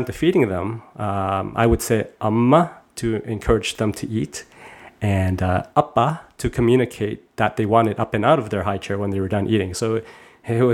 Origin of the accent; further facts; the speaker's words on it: Toronto, Ontario, Canada; my generation growing up in Canada